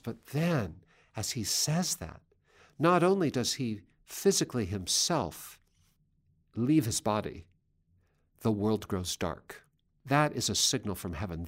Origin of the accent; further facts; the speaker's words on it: Seattle, Washington, United States; my hometown of Seattle